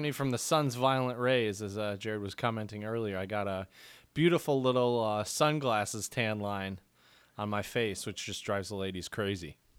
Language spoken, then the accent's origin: English; United States; we Americans